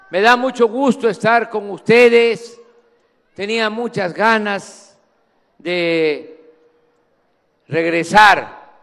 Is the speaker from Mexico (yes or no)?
yes; Mexico; soy el mexicano que más conoce todos los municipios de México, todos.